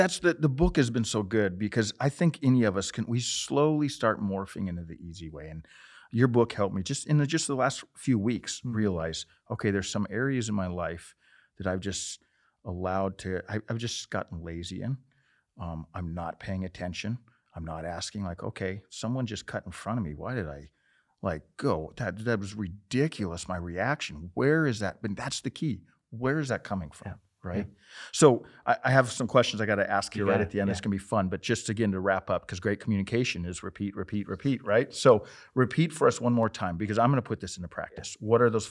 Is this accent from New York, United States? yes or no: no; Montana, United States; I grew up in Montana. I grew up riding horses.